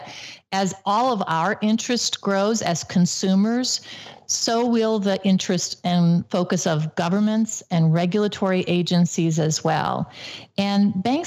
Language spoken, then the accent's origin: English; Cleveland, Ohio, United States; I grew up in Cleveland, Ohio, and when I was a very little girl, the Cuyahoga River, which feeds into Lake Erie, caught on fire.